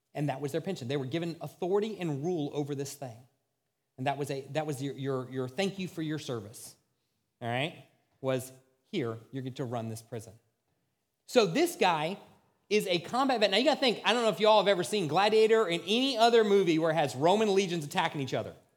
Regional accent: United States; as American Christians

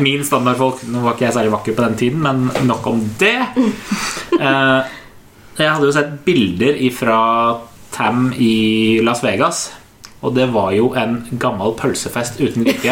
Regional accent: Oslo, Norway; kjellerstua hjemme på Høybråten

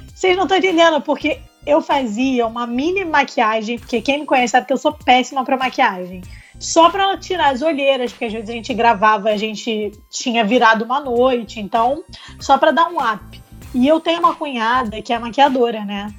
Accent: Rio de Janeiro, Brazil; eu sou do Rio

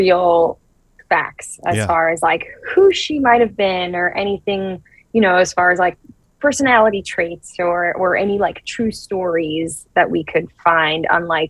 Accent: South Florida, United States; also born or lived in Brazil; I grew up in Brazil. Well, I was born in Brazil, and then I grew up in South Florida

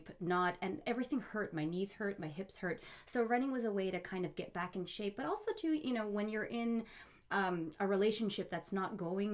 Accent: Surrey, British Columbia, Canada; also born or lived in Middle East / Abbotsford; So by the time I was five, we moved to BC, and I lived in Surrey basically my whole life.

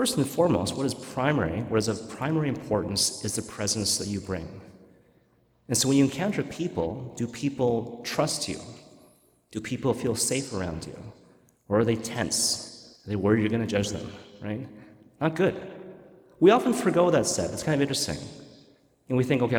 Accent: Vancouver, British Columbia, Canada; moved away; I'm from Vancouver

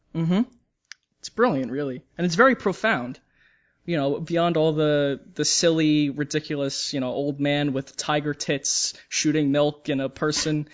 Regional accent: United States; I'm an American

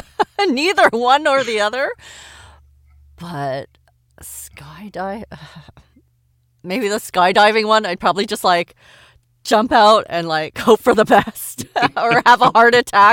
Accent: Canada; As a Canadian, yeah, sometimes I'm thinking things, but I'm too polite to say them.

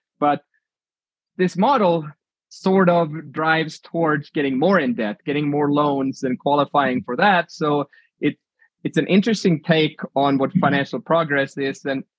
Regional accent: Sweden; now in United States; I was born in Sweden.

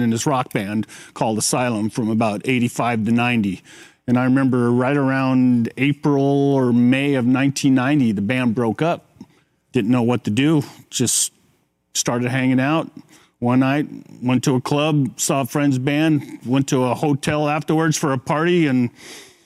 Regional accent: Half Moon Bay, California, United States; as a little kid growing up in Half Moon Bay

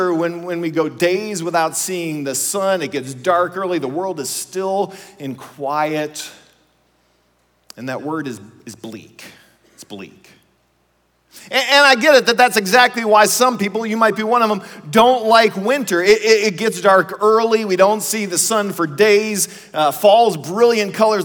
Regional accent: Ohio, United States; we grew up in Ohio

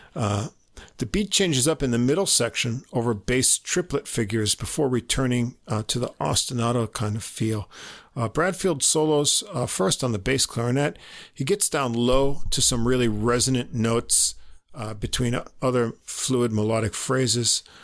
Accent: New York, United States; accent: New York; we're not using New York accents anymore.

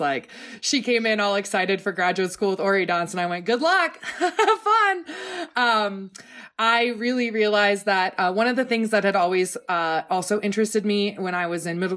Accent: Oregon, United States; growing up in Oregon

